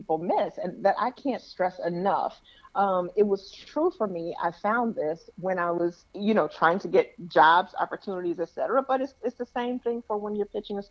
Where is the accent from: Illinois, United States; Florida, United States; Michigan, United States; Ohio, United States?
Illinois, United States; Chicago; moved away as an adult; also born or lived in Toledo / Detroit; now in Los Angeles, United States; having been born and raised in Chicago